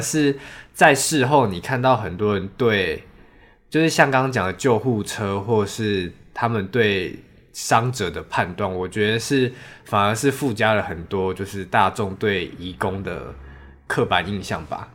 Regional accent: Taiwan; 我们其实台湾人

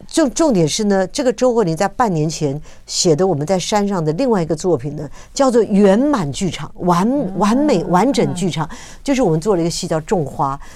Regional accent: Taiwan; 我们在这个土地上长大

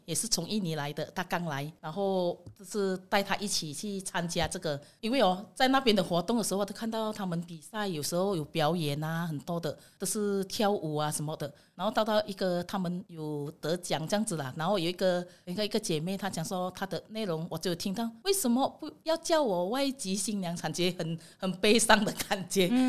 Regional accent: Indonesia; Chinese is a second language; moved away as an adult; now in Taiwan; 我从印尼来

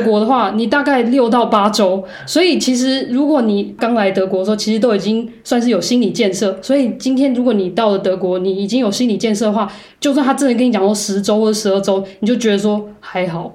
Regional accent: Taiwan; moved away as an adult; also born or lived in Karlsruhe, Germany / Heidelberg, Germany; now in Germany; 像我们台湾人好像这么热情跟奔放的人

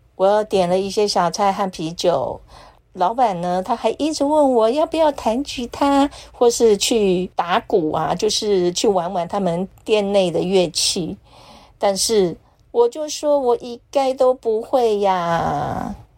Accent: Taitung County, Taiwan; now in Taipei, Taiwan; 每年的除夕我大多是回台东老家陪我高龄的妈妈过节

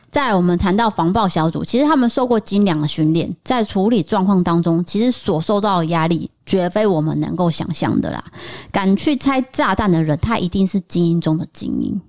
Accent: Taipei, Taiwan; 我小时候住在台北的时候也是很兴奋的都会去这间麦当劳

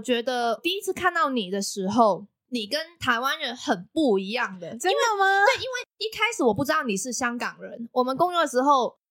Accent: Macau; now in Taiwan; 我是来自澳门的

